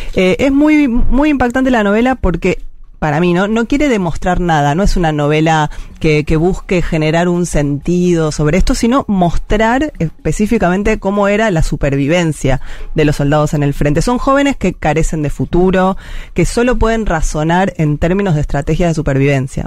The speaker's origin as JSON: {"language": "Spanish", "country": "Argentina", "said": "como argentinos y argentinas"}